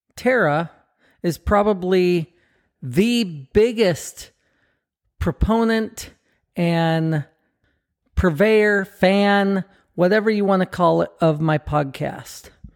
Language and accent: English; Southern California, United States; we grew up together in Southern California